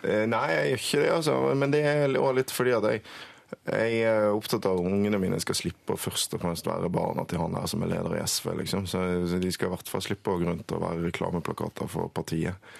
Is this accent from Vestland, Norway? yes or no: yes; Bergen, Vestland, Norway; now in Oslo, Norway; Jeg vokste opp i Bergen med en far fra Oslo